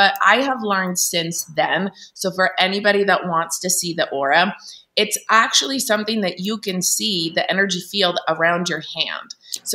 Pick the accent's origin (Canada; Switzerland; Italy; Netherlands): Italy; now in Salt Lake City, United States; I grew up in Italy, in a Catholic country